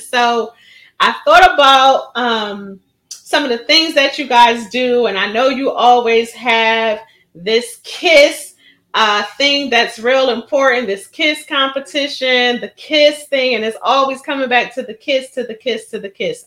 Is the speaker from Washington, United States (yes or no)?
no; Philadelphia, Pennsylvania, United States; Born and raised in Philadelphia